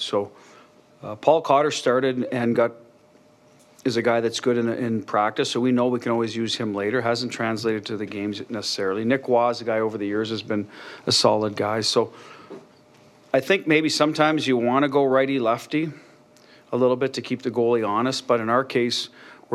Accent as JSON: {"language": "English", "country": "Canada", "moved": "yes", "lives_now": "United States", "said": "I'm a Canadian, so I didn't grow up around guns. So when I moved to the U.S., a lot of this was new to me"}